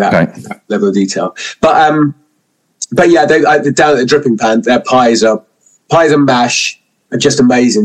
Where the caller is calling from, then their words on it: near Oxford, South East England, United Kingdom; I'm calling from a little place called Cheveley. We have a service station just south of Oxford.